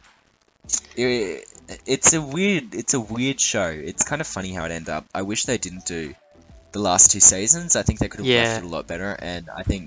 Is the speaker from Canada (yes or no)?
no; Melbourne, Victoria, Australia; I'm from Melbourne.